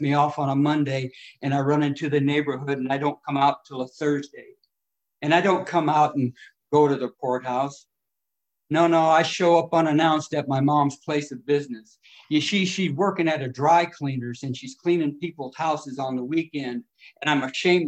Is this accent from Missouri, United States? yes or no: no; California, United States; also born or lived in Detroit, Michigan; I was born in Detroit and I come out to California when I was about 6 years old. Brought up in a little off orphanage